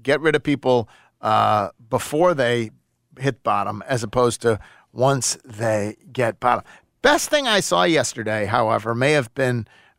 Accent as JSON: {"language": "English", "town": "Buffalo", "region": "New York", "country": "United States", "tie": "born or raised there", "said": "growing up in Buffalo"}